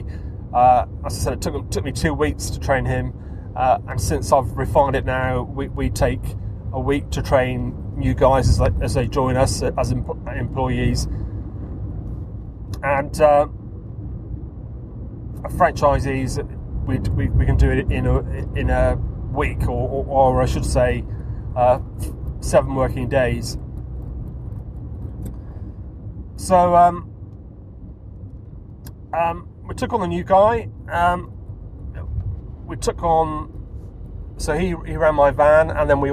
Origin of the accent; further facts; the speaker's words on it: Taunton, South West England, United Kingdom; also born or lived in Wiltshire; my hometown, which was Taunton